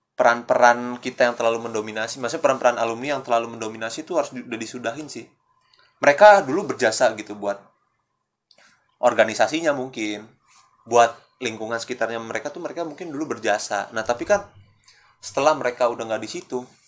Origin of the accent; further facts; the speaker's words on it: Jakarta, Indonesia; gua orang Jakarta